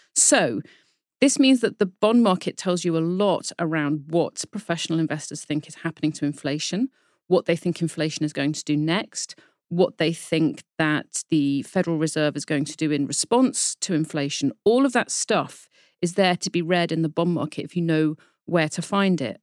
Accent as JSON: {"language": "English", "country": "United Kingdom", "accent": "British", "said": "you can probably tell from my accent that I am a Brit"}